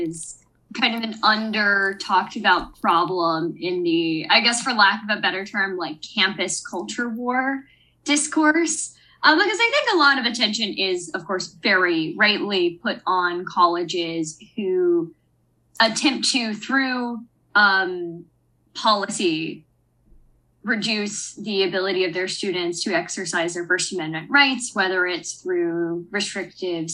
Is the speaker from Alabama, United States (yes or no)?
yes; Alabama, United States; moved away as an adult; also born or lived in Virginia; I'm from Alabama